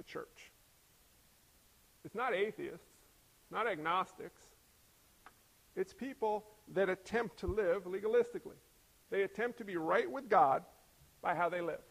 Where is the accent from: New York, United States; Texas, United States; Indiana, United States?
New York, United States; I'm from New York. I was born in New York